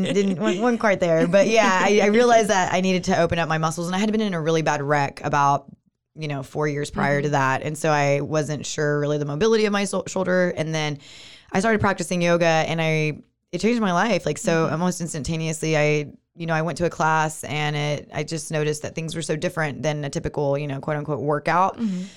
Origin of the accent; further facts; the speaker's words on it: Moody, Texas, United States; also born or lived in East Coast; now in Waco, United States; a Moody local, Waco native. Not really, because I'm from Moody.